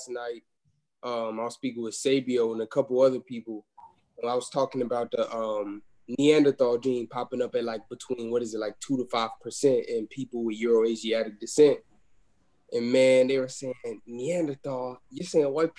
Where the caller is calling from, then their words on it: Atlanta, Georgia, United States; I'm calling from Atlanta, Georgia